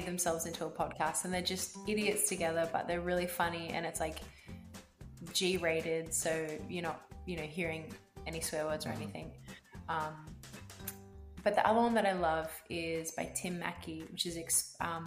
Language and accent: English; Australia; as an Australian